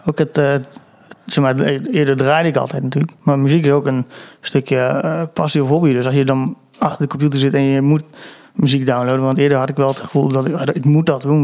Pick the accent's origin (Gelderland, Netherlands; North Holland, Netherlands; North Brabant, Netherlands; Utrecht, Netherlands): Gelderland, Netherlands; Apeldoorn; ik kom uit Apeldoorn